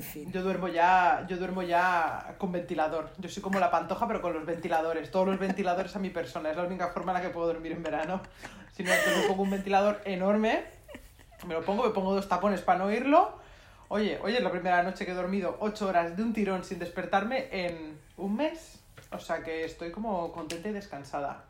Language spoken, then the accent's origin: Spanish; Madrid, Community of Madrid, Spain; soy madrileña, acostumbrada al calor seco